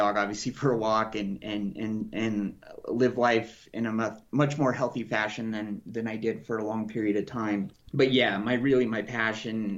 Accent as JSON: {"language": "English", "town": "Casper", "region": "Wyoming", "country": "United States", "tie": "born or raised there", "also_born_or_lived": "Denver, Colorado / Portland, Oregon", "moved": "as an adult", "lives_now": "Colorado, United States", "said": "I was born and raised in Wyoming, Casper, Wyoming"}